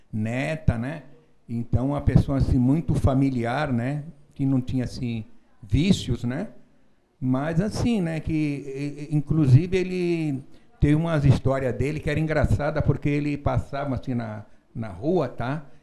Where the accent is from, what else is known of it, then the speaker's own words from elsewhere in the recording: São Paulo, Brazil; now in Santa Catarina, Brazil; Eu estou aqui em Santa Catarina há 25 anos, né? mas eu sou de São Paulo, né?